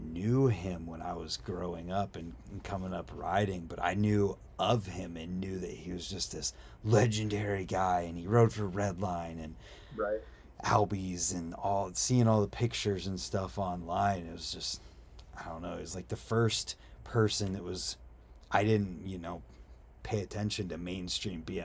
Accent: Wooster, Ohio, United States; In a town called Worcester, Ohio

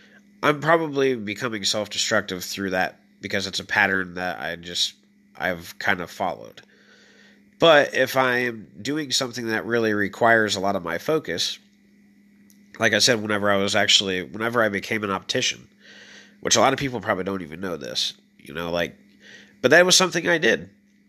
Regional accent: Illinois, United States; moved away; when I first moved there, it is just like the land of opportunities, 100%. And I mean that because I came from Illinois where it is nothingness.

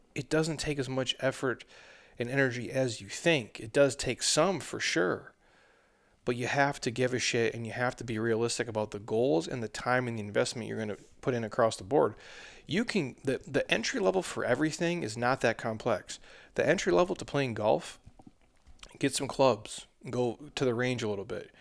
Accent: Minnesota, United States; moved away; I'm from the middle, I'm from Minnesota originally.

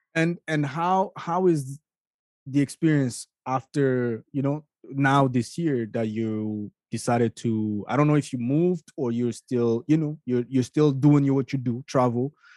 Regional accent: Canada; I'm a Canadian

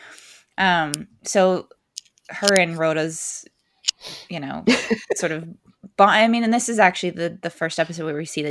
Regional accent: West Coast, United States; growing up on the West Coast

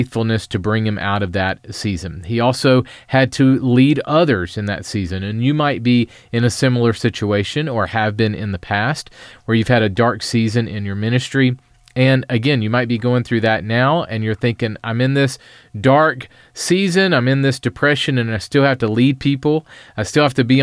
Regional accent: Columbia, South Carolina, United States; Columbia, South Carolina, where I live

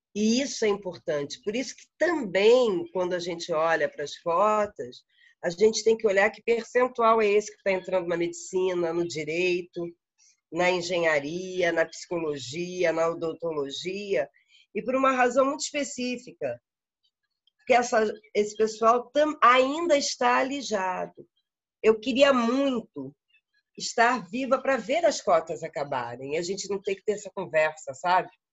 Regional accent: Rio de Janeiro, Brazil; moved away as an adult; now in Uberlândia, Brazil; no Rio de Janeiro eu tenho duas casas. A, a, grande casa que fez 100 anos agora, que é a minha casa de origem, a minha família vem de lá

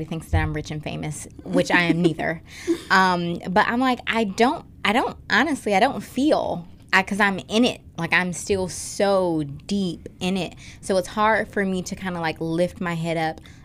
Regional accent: Detroit, Michigan, United States; growing up in Detroit

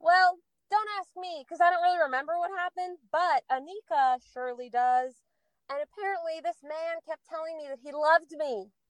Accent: Oregon, United States; I'm from Oregon.

